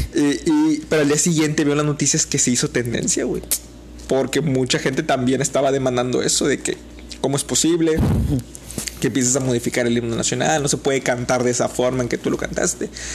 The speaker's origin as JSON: {"language": "Spanish", "country": "Mexico", "said": "como mexicanos"}